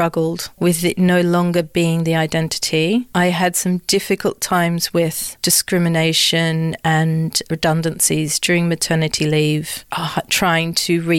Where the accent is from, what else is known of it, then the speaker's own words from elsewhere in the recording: Australia; moved away as an adult; also born or lived in London; So I grew up in Australia. I'm Australian and British.